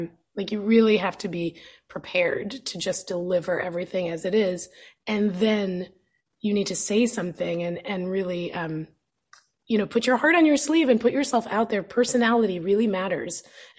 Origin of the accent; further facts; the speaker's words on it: New York, United States; moved away; growing up in New York